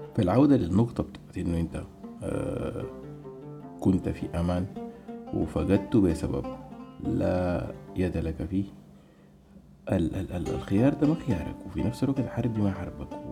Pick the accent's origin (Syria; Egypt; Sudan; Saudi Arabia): Sudan; moved away; نحن كشعب سوداني